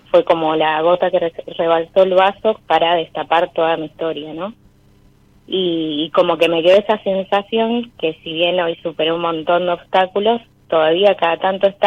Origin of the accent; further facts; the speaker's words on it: Olivos, Buenos Aires Province, Argentina; De Olivos, Vicente López